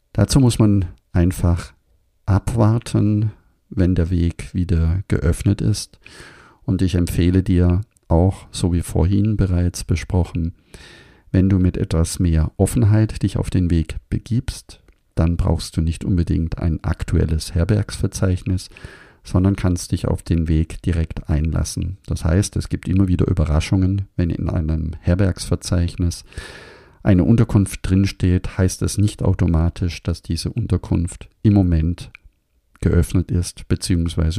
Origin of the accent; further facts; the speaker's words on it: Germany; bei uns in Deutschland